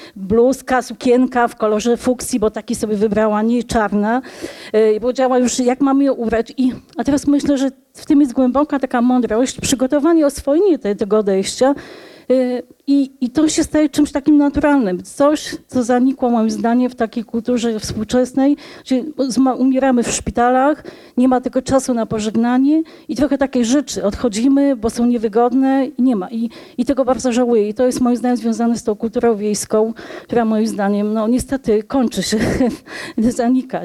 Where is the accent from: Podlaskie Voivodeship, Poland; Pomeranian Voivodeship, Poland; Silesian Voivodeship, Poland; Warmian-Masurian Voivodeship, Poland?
Podlaskie Voivodeship, Poland; Polish-Belarusian borderland; now in Warsaw, Poland; Ja mieszkam od wielu lat w Warszawie, ale pochodzę z pogranicza